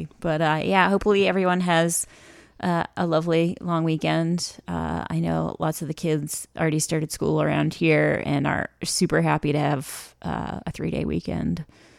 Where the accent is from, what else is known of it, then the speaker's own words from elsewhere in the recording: Massachusetts, United States; now in Washington, D.C., United States; being from Massachusetts originally